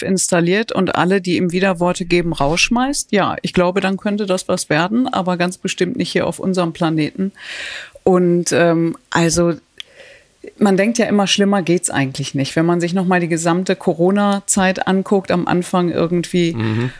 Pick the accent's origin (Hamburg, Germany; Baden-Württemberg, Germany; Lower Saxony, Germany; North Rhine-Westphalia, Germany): North Rhine-Westphalia, Germany; Datteln; Ich komme aus Datteln